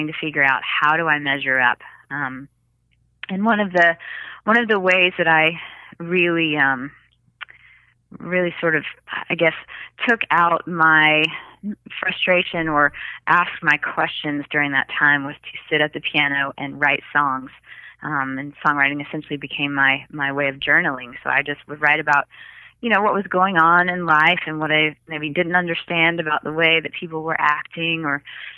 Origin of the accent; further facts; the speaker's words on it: Jackson, Mississippi, United States; I grew up in Jackson, Mississippi